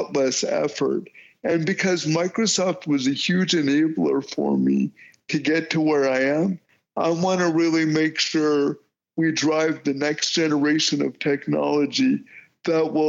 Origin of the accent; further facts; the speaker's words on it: Windsor, Ontario, Canada; where I was born in Windsor, Ontario